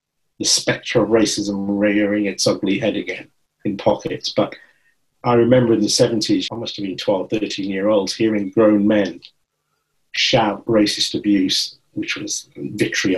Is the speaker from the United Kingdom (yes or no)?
yes; Birmingham, West Midlands, United Kingdom; I was born and brought up in Birmingham